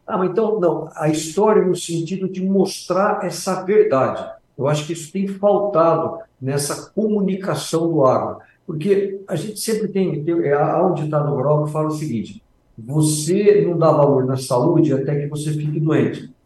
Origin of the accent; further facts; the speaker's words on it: Brazil; nós, como brasileiros